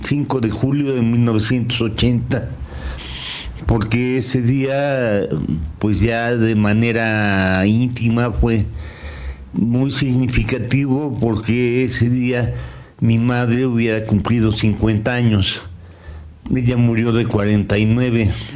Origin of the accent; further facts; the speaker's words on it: Toluca, State of Mexico, Mexico; llegué yo aquí a los dos años de edad. Yo nací en el Distrito Federal, hoy Ciudad de México. Me trajeron de dos años